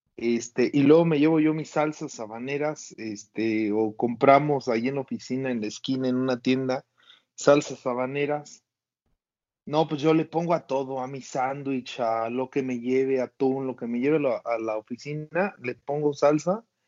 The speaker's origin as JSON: {"language": "Spanish", "town": "Tarimoro", "region": "Guanajuato", "country": "Mexico", "tie": "born or raised there", "said": "aquí en mi pueblito Tarimoro, Guanajuato"}